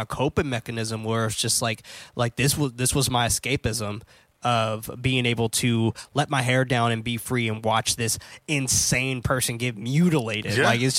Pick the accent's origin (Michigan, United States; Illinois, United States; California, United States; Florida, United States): California, United States; San Francisco; I also grew up in the hood. Mm-hmm. And I grew up in San Francisco, and I grew up in a place called Hunters Point.